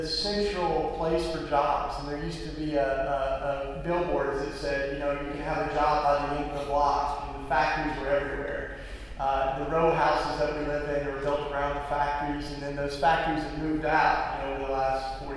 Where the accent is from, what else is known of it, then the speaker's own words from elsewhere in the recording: East Tennessee, United States; now in Philadelphia, United States; I grew up in East Tennessee, which is, the Bible Belt